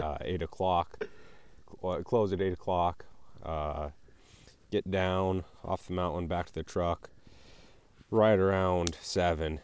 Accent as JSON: {"language": "English", "region": "Colorado", "country": "United States", "said": "I'm up here from Colorado"}